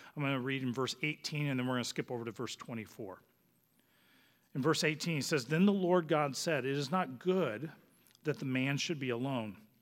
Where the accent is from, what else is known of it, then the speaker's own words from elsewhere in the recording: Phoenix, Arizona, United States; moved away; we're originally from Phoenix